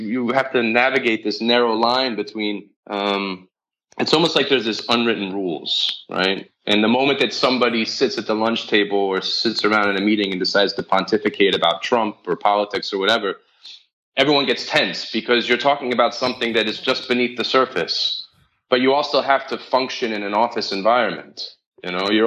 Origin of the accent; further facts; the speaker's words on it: Philadelphia, Pennsylvania, United States; moved away; also born or lived in New York; I was raised as this Irish Catholic in Philadelphia